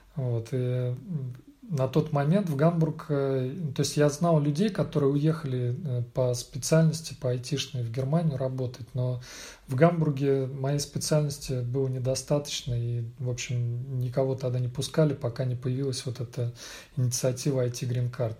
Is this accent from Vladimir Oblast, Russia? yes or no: yes; Vladimir, Vladimir Oblast, Russia; moved away as an adult; also born or lived in Moscow, Russia; now in Hamburg, Germany; Приехал я из России, родился во Владимире, э, учился в Москве, потом работал в Москве